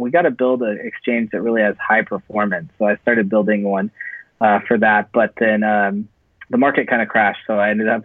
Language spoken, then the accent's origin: English; Silicon Valley, California, United States; moved away as an adult; now in Los Angeles, United States; I'm actually from Silicon Valley. That's where I grew up